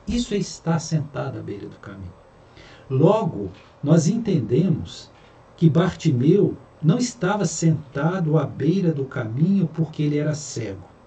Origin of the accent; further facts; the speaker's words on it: Minas Gerais, Brazil; moved away; lá em Minas, de onde eu venho